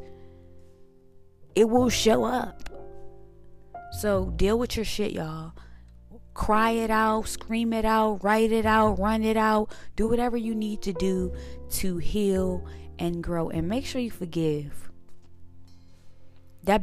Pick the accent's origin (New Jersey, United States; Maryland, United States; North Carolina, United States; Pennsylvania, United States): Maryland, United States; Suitland; moved away; also born or lived in Washington, D.C.; I was actually born in DC, but I rep Maryland, Suitland to be exact, because that's where my granddad raised me.